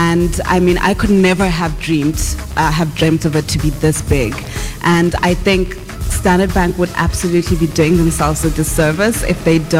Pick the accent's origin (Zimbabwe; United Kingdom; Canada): Zimbabwe; Bulawayo; now in South Africa; I am from Ekasi, Koblawayo in Zimbabwe, a young girl who did not have dreams as big as what my life is today.